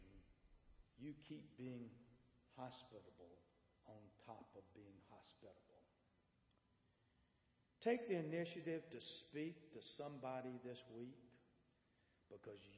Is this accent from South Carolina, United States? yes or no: yes; Bishopville, South Carolina, United States; I grew up in Bishopville